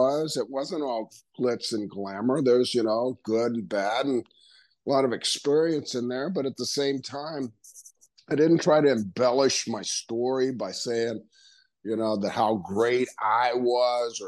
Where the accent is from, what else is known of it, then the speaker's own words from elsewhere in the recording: Tampa, Florida, United States; One of the guys that I grew up with here in Tampa